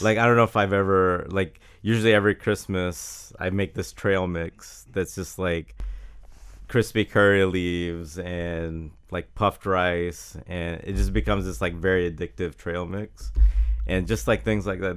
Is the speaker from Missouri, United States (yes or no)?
no; Jacksonville, Florida, United States; I grew up in Jacksonville with the, uh, Florida, Georgia, uh, game